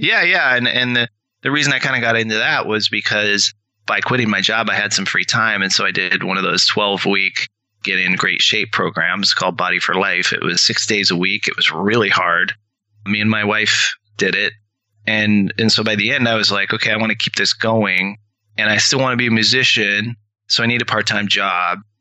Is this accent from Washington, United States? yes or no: yes; rural Washington State, United States; also born or lived in Seattle; I was from Washington State, okay. rural Washington State.